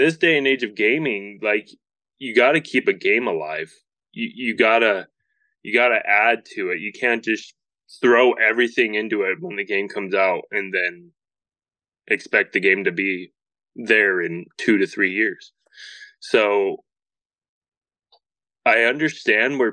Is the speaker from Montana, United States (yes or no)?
yes; Montana, United States; Growing up here in Montana